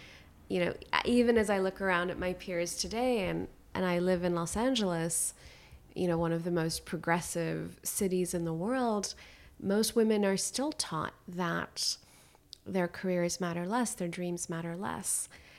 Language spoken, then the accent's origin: English; Khyber Pakhtunkhwa, Pakistan; I stayed very connected to my home country and would go back and would continue to volunteer.